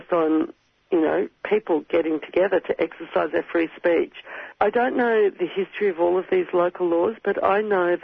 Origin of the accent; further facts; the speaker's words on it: Queensland, Australia; moved away; I come from Queensland originally